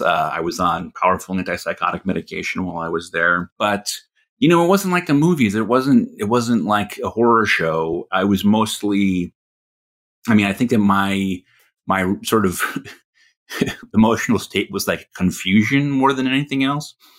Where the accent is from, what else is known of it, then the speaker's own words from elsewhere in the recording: Connecticut, United States; I was living alone in this tiny apartment in my hometown in Connecticut